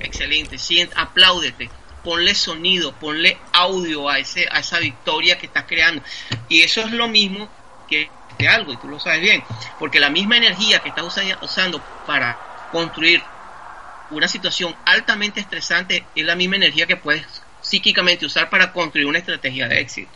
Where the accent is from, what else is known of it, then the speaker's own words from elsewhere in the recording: Venezuela; moved away; yo soy un ciudadano venezolano. Venezolano. Esa es mi, identidad